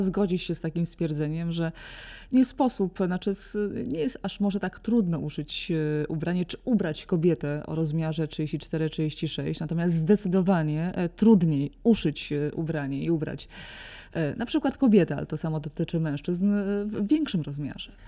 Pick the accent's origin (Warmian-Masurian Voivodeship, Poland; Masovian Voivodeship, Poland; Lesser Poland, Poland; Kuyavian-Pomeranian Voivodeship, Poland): Kuyavian-Pomeranian Voivodeship, Poland; Solec Kujawski; pochodzę z małego, z małego miasta, Solec Kujawski